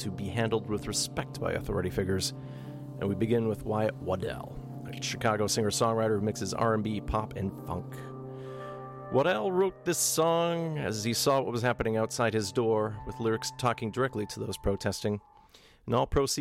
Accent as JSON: {"language": "English", "town": "Thunder Bay", "region": "Ontario", "country": "Canada", "tie": "born or raised there", "said": "my hometown of Thunder Bay"}